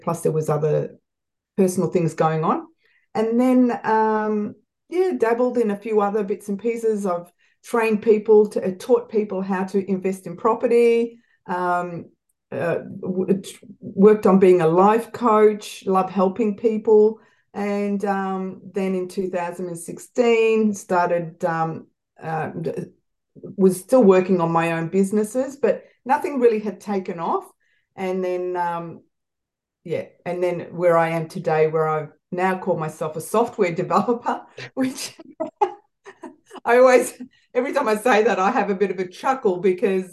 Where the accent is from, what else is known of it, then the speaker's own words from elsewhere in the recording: Melbourne, Victoria, Australia; also born or lived in Malta; I have lived in Melbourne, Australia since I was 5 months old.